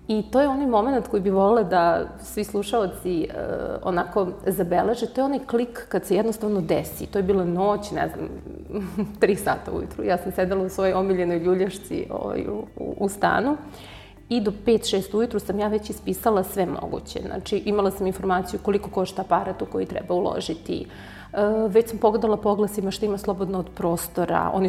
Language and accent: Croatian; Belgrade, Serbia; moved away as an adult; now in Niš, Serbia; U Nišu sam, preselila sam se, inače sam iz Beograda, ovde sam se udala.